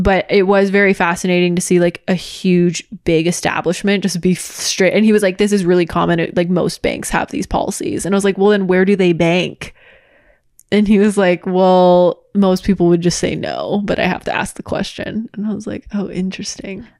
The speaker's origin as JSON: {"language": "English", "area": "Orange County", "region": "California", "country": "United States", "tie": "born or raised there", "also_born_or_lived": "Los Angeles", "said": "we both grew up in Orange County and I've lived in Orange County and L A my entire life"}